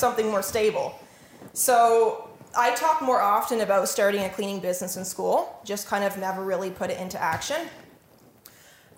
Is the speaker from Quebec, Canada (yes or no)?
no; Norwich, Ontario, Canada; also born or lived in Otterville, Ontario; I grew up in Norwich all of my life